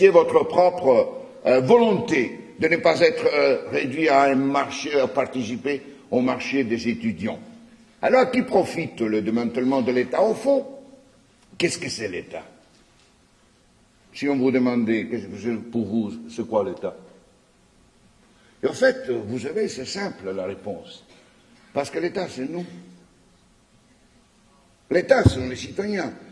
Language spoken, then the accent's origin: French; Quebec, Canada; c'est parce que vous dites en tant que Québécois, nous avons envie d'être reconnus